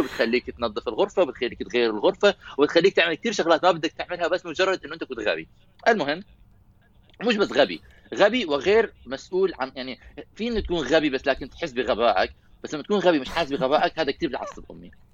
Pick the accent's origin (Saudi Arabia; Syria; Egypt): Syria; انا سوري